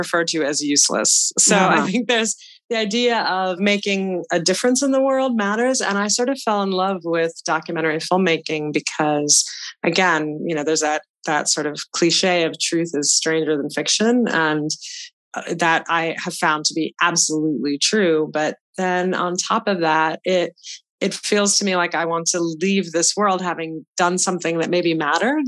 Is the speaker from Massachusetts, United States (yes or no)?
yes; Boston, Massachusetts, United States; I grew up in the Boston area, and my parents migrated from India in the 1960s.